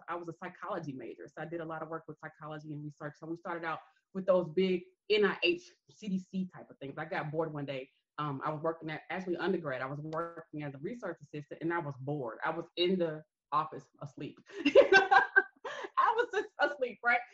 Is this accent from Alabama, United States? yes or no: yes; Greenville, Alabama, United States; I'm from Greenville, Alabama